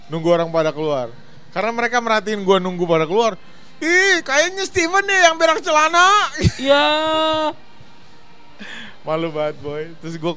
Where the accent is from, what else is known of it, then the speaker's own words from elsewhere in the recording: Ternate, North Maluku, Indonesia; orang Timur. Gue temen masih jarang, gue suka dibully gara-gara hmm. logat gue.